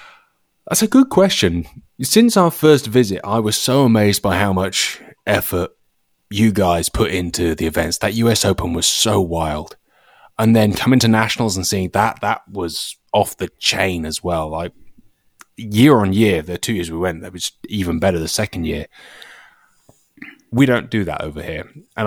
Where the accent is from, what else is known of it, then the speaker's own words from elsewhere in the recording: United Kingdom; now in United States; I think that's the truth of it. Like, the quality of the videos is now good enough for people to go, it's okay, he's British